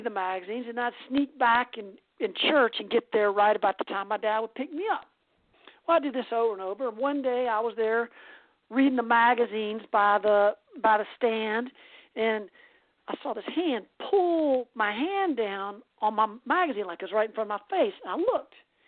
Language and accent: English; Greenville, South Carolina, United States; moved away; also born or lived in San Francisco Bay Area, California; As a child, growing up in Greenville, South Carolina, I was forced to go to church and Sunday school